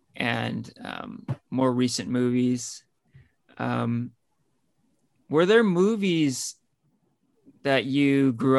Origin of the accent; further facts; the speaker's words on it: Danville, California, United States; I grew up in Danville, which is basically right next to San Ramon